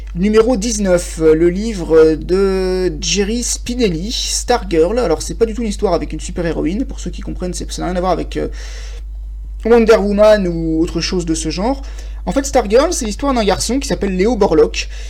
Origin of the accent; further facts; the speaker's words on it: France; moi je suis français